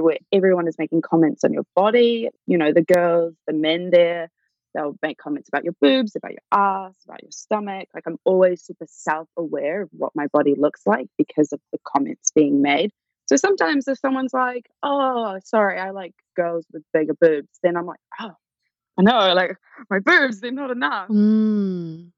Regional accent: Auckland, New Zealand; I grew up in Auckland, which is probably like the biggest city in New Zealand. But I grew up in like a little town just out of it in the North Shore.

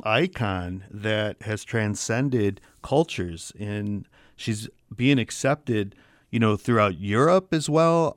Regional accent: Michigan, United States; accent: Michigan accent; we are from Michigan and we have that Michigan accent

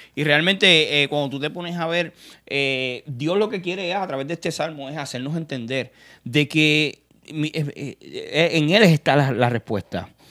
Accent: Puerto Rico; yo que soy de Puerto Rico

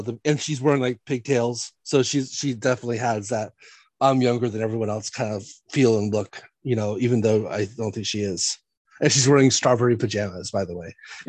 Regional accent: San Diego, California, United States; So I grew up in San Diego, California, but I grew up about 20 miles from downtown, 25 miles in the area called Mira Mesa, which is by the Miramar Air Base

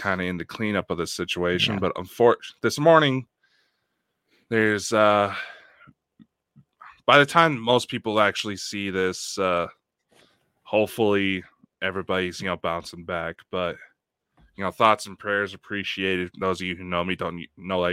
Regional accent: United States

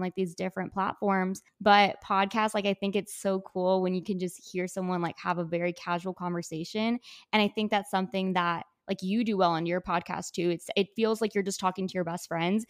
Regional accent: McAllen, Texas, United States; I am from McAllen, Texas, but currently a student at Texas A and M

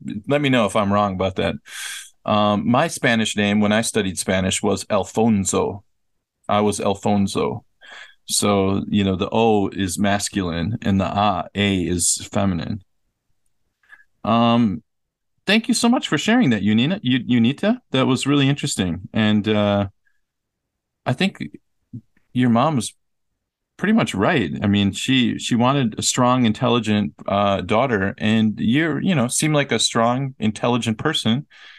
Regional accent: Riau, Indonesia; born there; I was born in Riau, one of the provinces in Indonesia, on Sumatra Island.

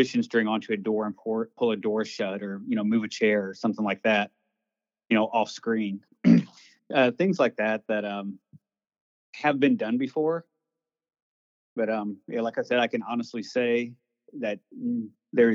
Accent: Missouri, United States; I was born and raised in Missouri and always grew up hearing ghost stories

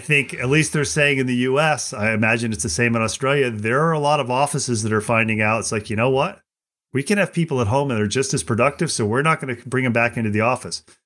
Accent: United States; I'm an American

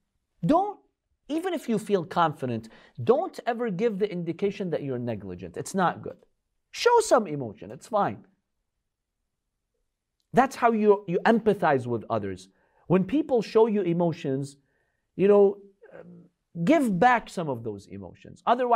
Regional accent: Russia; I grew up in Russia. And it's very cold over here.

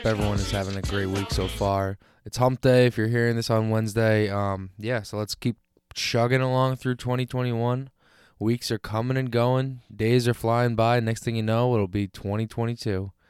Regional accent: Long Island, New York, United States; I'm from Long Island. I've been to New York a bunch of times. I kind of am accustomed to that area. I am one of those Northeast gritty

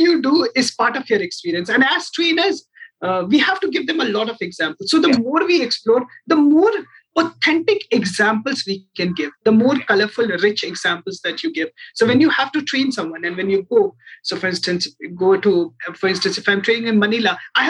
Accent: Darjeeling, West Bengal, India; now in Delhi, India; I'm originally from Darjeeling, and 16 years ago, I came to Delhi.

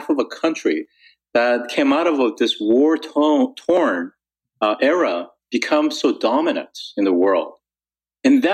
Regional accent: South Korea; I grew up in South Korea during the 1970s.

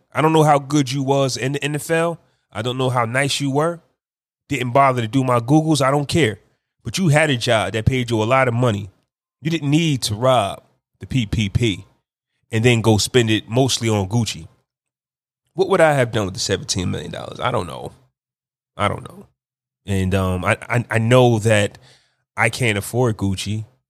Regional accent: New Jersey, United States; New Jersey, my hometown, my home state

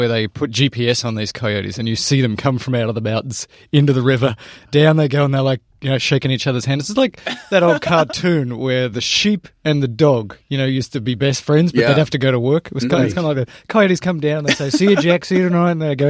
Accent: Australia; moved away; Well, I'm from Australia, Tom.

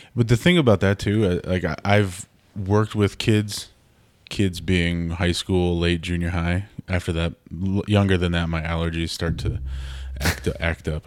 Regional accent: Minneapolis, Minnesota, United States; accent: Canada Light; moved away as an adult; also born or lived in Fargo, North Dakota; I grew up in the Twin Cities and I moved to Fargo for school

